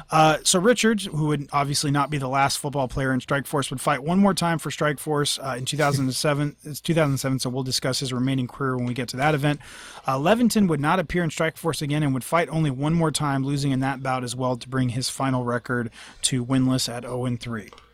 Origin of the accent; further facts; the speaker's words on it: Northern California, United States; I'm from Northern California